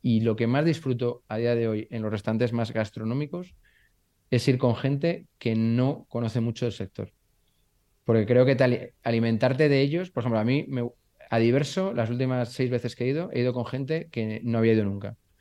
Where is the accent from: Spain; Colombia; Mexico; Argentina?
Spain; Burgos, Castile and León; soy de Burgos